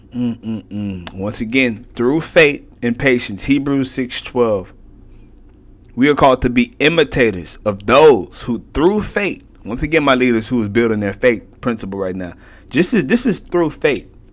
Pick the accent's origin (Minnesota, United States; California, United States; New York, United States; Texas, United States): Texas, United States; Houston; I'm from Houston